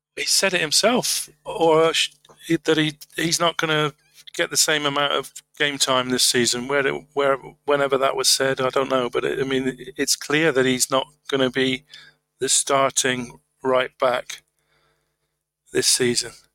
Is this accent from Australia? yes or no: no; Tavistock, South West England, United Kingdom; I am actually from Tavistock